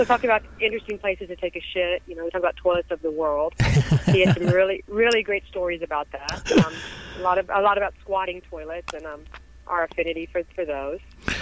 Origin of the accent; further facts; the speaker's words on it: Texas, United States; accent: Texas; my Texas accent